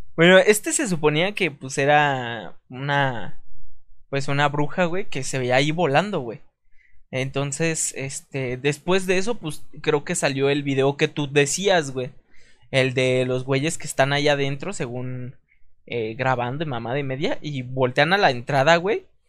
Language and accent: Spanish; Veracruz, Mexico; mi natal Veracruz, que mm, pues, no, nací en Veracruz, pero, pero es mi natal Veracruz